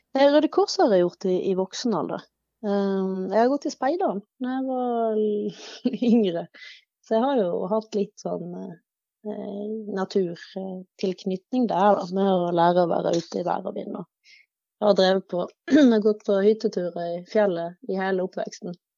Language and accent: Norwegian; Bergen, Vestland, Norway; jeg er jo eh, oppvokst i Bergen kommune, innenfor det som kalles Bergens randsoneområde.